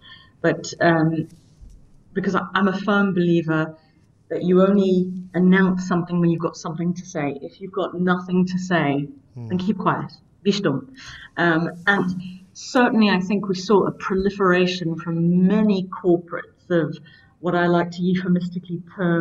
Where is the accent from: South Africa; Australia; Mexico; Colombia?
South Africa; as a South African